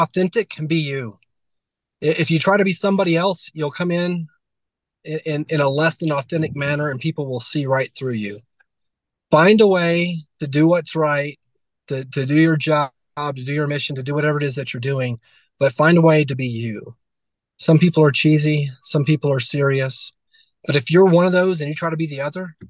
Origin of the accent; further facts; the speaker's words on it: Georgia, United States; I'm from Georgia